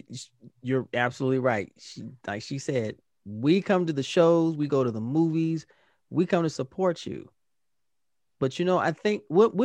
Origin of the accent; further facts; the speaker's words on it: Indianapolis, Indiana, United States; I'm from Indianapolis as well.